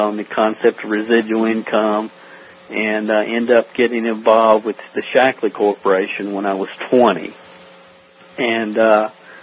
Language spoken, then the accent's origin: English; Stamping Ground, Kentucky, United States; I'm from a little town in Kentucky called Stamping Ground. It's population 400. It's like Mayberry. Literally, there's not a stoplight in the town, and that's kind of where I grew up here in Kentucky.